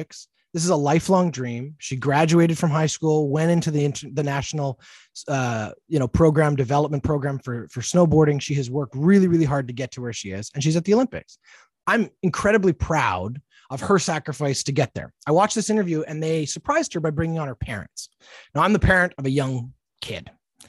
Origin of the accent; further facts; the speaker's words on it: Canada; a Canadian who has all has gone through a bit of a struggle with my own patriotism recently